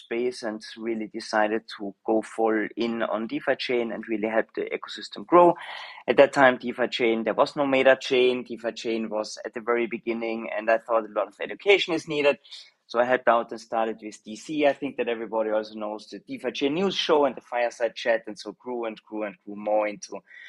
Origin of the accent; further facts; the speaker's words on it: Austria; accent: Austrian (Arnold Schwarzenegger accent); moved away as an adult; also born or lived in Southeast Asia; now in Singapore; I'm Austrian originally. I think my accent is giving it away a little bit, the Arnold Schwarzer accent that I couldn't get rid of all my life.